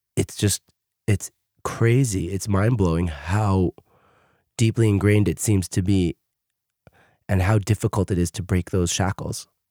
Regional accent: New York City, New York, United States; moved away as an adult; also born or lived in Queens, New York; now in Israel; I live in Israel, but I did grow up in America. I grew up in Brooklyn, New York

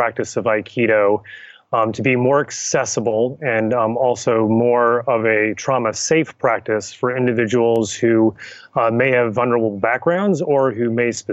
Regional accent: Richmond, Virginia, United States; moved away; I was born and raised and returned to Richmond, Virginia, which is where I sit today

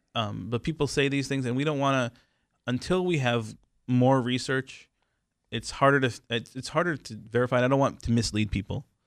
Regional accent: Israel; moved away; I am from Israel.

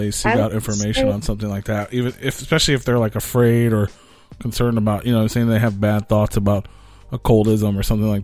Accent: United States; I'm totally American

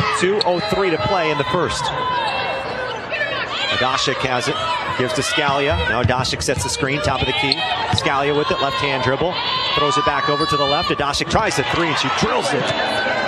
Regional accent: Minnesota, United States; moved away; I'm also from Minnesota

